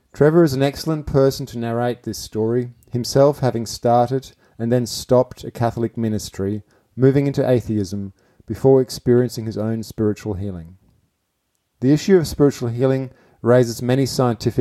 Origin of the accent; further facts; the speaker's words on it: Gütersloh, North Rhine-Westphalia, Germany; now in Adelaide, Australia; I grew up in a town called Gütersloh